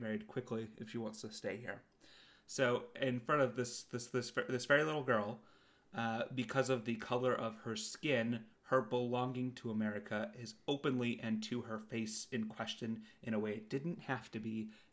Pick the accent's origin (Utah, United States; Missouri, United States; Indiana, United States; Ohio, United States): Utah, United States; I am from Utah